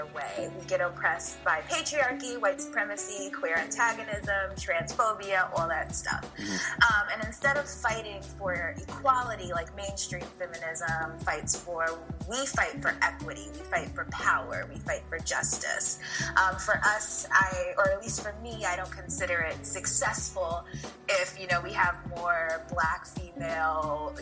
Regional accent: New York City, New York, United States; I grew up in New York City

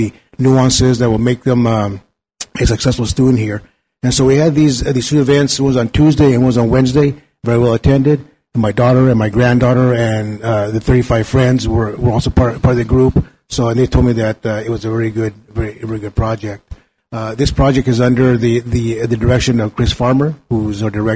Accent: Mexico; now in Napa, United States; went to visit my hometown in Mexico

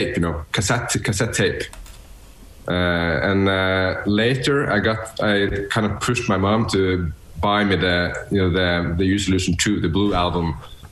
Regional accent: Bodø, Nordland, Norway; now in Oslo, Norway; I'm born and raised in north of Norway, you know, above the Arctic Circle. So it's pretty far from here, actually, but it's in a small town in northern Norway. And that town is called Bodø

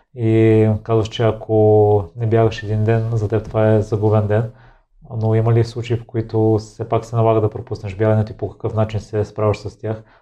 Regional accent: Kozloduy, Vratsa Province, Bulgaria; Аз съм израснал в Козлодой

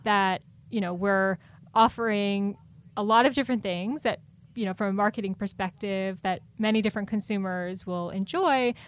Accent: Columbus, Ohio, United States; moved away; also born or lived in Hudson Valley, New York; I grew up in Ohio, in Columbus, O, uh, Ohio, uh, in a, in a suburb.

